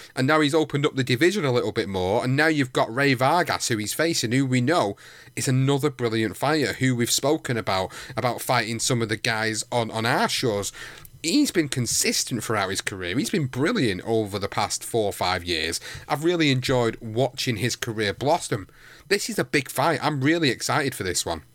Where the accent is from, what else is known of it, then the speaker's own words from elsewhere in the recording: United Kingdom; as a Brit